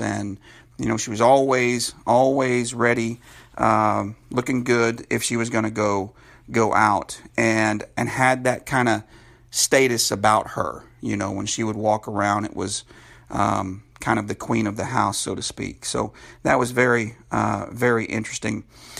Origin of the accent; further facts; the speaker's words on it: California, United States; born there; Now, I was born in California, lived there for many years